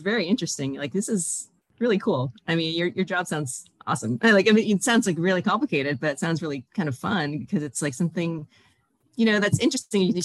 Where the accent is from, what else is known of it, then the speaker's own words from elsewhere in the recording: Toronto, Ontario, Canada; I, grew up in Toronto, uh, Toronto area